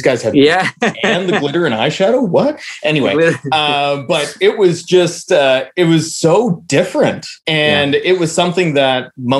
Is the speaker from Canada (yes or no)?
yes; Canada; growing up in Canada in the mid to late 90s